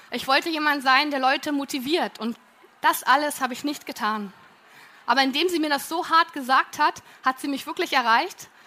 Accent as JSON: {"language": "German", "region": "Berlin", "country": "Germany", "said": "weil ich komme aus Berlin und so konnte ich mich voll und ganz auf mein Studium konzentrieren"}